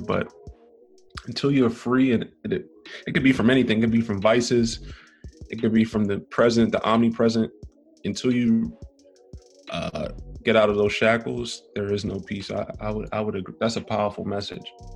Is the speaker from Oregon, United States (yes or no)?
no; New York City, New York, United States; I'm from Brooklyn, New York, born and raised.